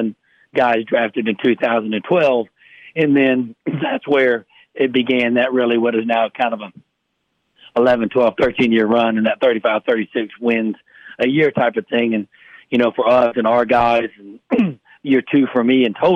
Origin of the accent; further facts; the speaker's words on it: South Mississippi, United States; moved away; growing up in South Mississippi